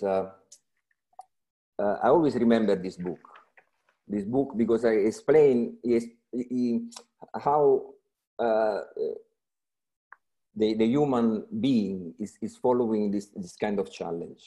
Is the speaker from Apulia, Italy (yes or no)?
no; Rome, Lazio, Italy; I was born in Rome. So everything began in Rome 50 years